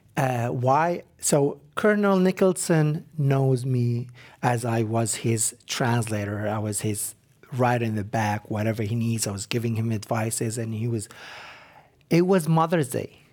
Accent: Iraq; moved away as an adult; now in United States

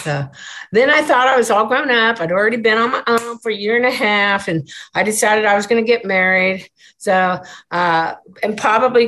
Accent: Des Moines, Iowa, United States; now in Kempner, United States; I was born in Des Moines, Iowa

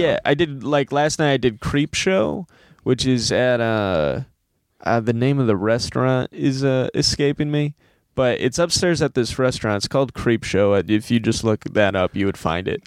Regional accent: Monroe, Michigan, United States; also born or lived in Ann Arbor, Michigan; my hometown, which is Monroe, Michigan

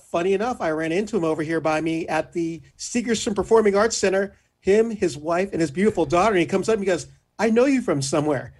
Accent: Orange County, California, United States; Growing up in Orange County

